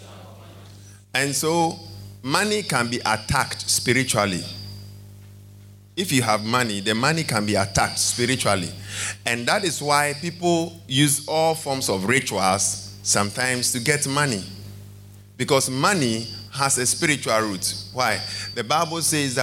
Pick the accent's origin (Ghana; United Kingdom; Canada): Ghana